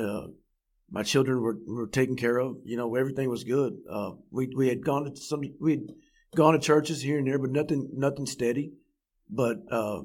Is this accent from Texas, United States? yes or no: yes; Fort Worth, Texas, United States; Born and raised in Fort Worth, Texas